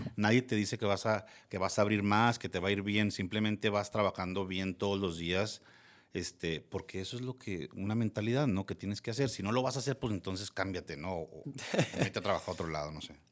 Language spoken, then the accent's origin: Spanish; Gómez Palacio, Durango, Mexico; also born or lived in Torreón, Coahuila; soy de aquí de Torreón. Lagunero. Lagunero 100%, de Gómez